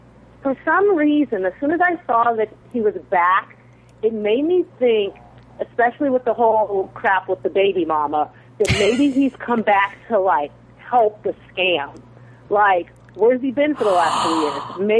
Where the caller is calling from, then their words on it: Bakersfield, California, United States; I'm calling from Bakersfield, California.